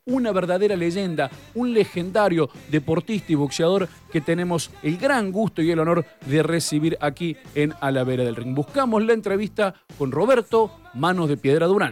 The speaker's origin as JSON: {"language": "Spanish", "region": "Córdoba", "country": "Argentina", "said": "Nosotros somos de Córdoba"}